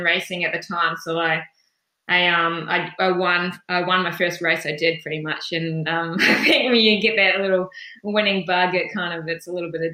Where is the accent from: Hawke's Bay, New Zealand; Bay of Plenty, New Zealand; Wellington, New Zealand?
Wellington, New Zealand; moved away as an adult; also born or lived in Clyde, Otago, New Zealand; now in Wollongong, Australia; I moved to Wellington just before I started school, so Wellington is really home for me, wild, wet, windy Wellington.